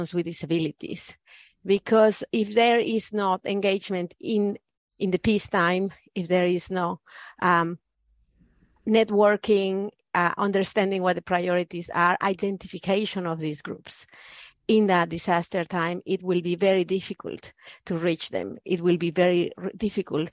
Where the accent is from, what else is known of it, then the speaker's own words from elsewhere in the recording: Mexico; English is a second language; moved away as an adult; now in New Zealand; I have been raised in Mexican Catholic family